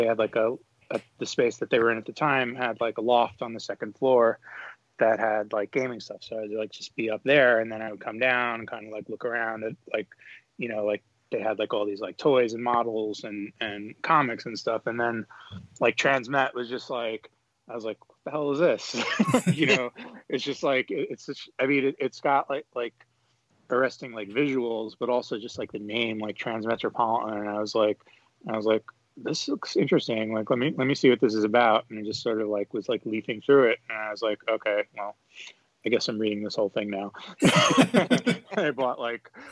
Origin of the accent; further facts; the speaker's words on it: New York, United States; I'm from New York